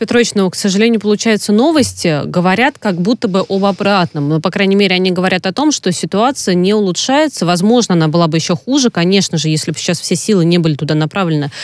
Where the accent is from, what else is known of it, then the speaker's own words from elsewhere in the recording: Volga region, Russia; Я родилась на Волге